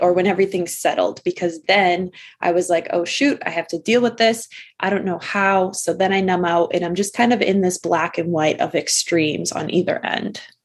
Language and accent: English; Massachusetts, United States; I am from Massachusetts, kind of born and raised here all my life